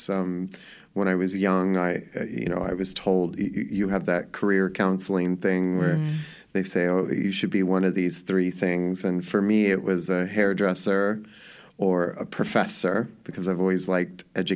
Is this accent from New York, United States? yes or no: no; Los Angeles, California, United States; I grew up in Hollywood.